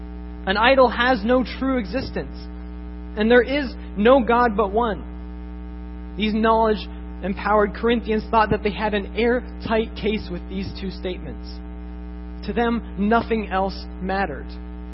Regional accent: Japan; Growing up in Japan, I saw this firsthand.

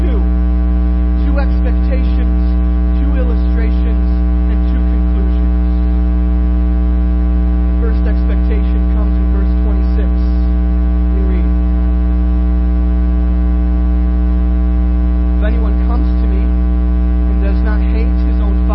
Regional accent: Iowa, United States; when I was growing up in Iowa

